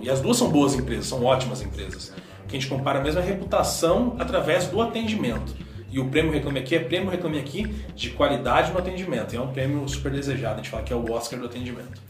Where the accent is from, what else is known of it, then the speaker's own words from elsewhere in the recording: Campo Grande, Mato Grosso do Sul, Brazil; moved away as an adult; now in São Paulo, Brazil; eu sou de Campo Grande